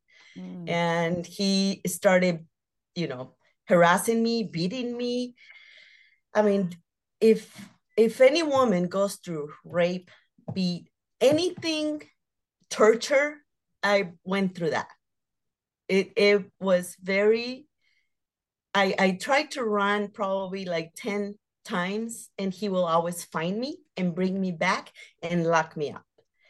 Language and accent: English; Phoenix, Arizona, United States; I grew up in South Phoenix and living like a wild child.